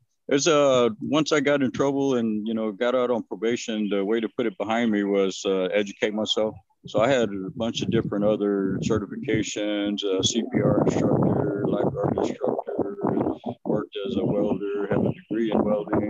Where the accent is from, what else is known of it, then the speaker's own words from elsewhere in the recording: Victoria, Texas, United States; Yes. Uh-huh.